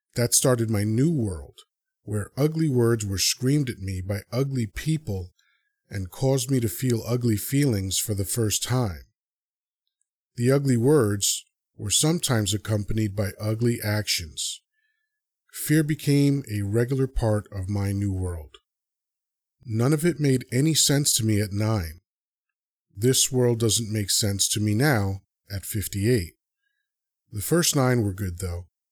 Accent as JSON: {"language": "English", "town": "New York City", "region": "New York", "country": "United States", "tie": "born or raised there", "also_born_or_lived": "Dominican Republic / Elmhurst, Queens", "said": "My earliest memories, even those in tableau, start in the heights. It's basically little D R with a bit more diversity. I'm so happy my formative years were spent there"}